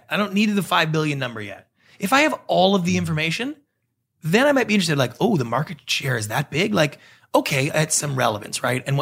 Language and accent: English; Canada; moved away as an adult; now in Los Angeles, United States; I'm a Canadian.